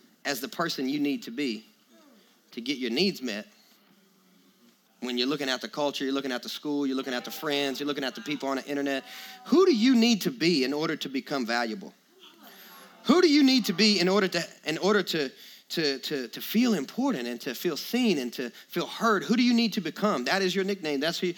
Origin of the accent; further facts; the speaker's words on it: the South, United States; accent: southern; I had my southern accent was way stronger